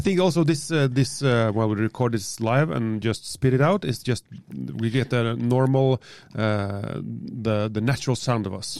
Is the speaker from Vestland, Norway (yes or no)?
no; Kristiansund, Møre og Romsdal, Norway; accent: Smøla English; English is a second language